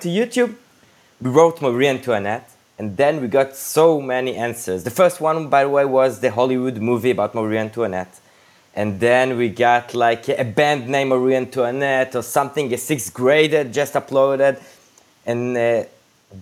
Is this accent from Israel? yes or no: yes; Jerusalem, Jerusalem District, Israel; moved away as an adult; now in Tel Aviv, Israel; we were born and raised in Jerusalem, and in the last decade and a half, we live in Tel Aviv